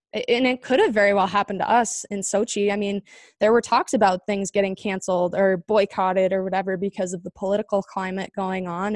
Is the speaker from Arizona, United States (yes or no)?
yes; Chandler, Arizona, United States; I grew up in Chandler, Arizona.